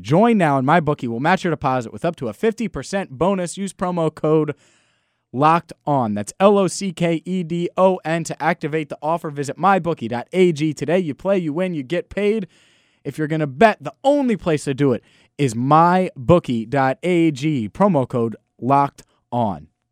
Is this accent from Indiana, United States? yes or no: no; Cincinnati, Ohio, United States; I grew up in Cincinnati my entire life